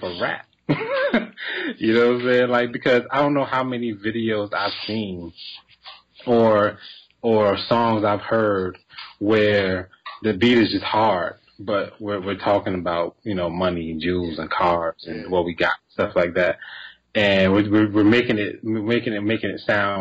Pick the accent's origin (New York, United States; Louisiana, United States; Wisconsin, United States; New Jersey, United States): New Jersey, United States; moved away as an adult; now in Atlanta, United States; I'm from Jersey, though. Don't forget it. I'm from Jersey